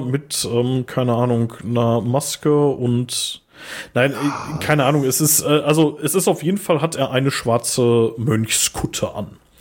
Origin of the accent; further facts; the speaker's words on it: Ruhr area, North Rhine-Westphalia, Germany; wir kommen aus Ruhrpott